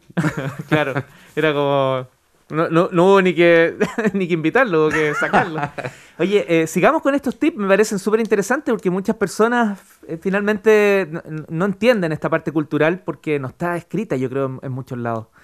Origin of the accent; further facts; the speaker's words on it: Chile; como buen chileno